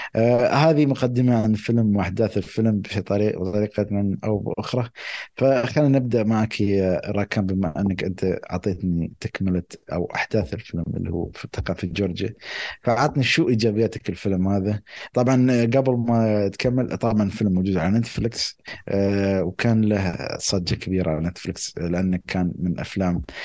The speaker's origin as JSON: {"language": "Arabic", "country": "United Arab Emirates", "said": "عندنا بالامارات"}